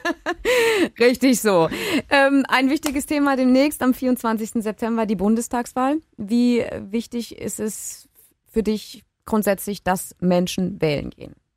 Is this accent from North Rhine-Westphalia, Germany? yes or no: no; Baden-Württemberg, Germany; bei uns in Baden-Württemberg